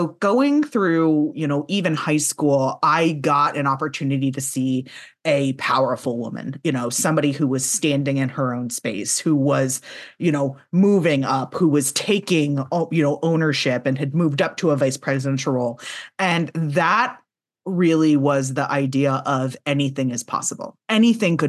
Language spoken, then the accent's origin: English; the South, United States; I'm from the South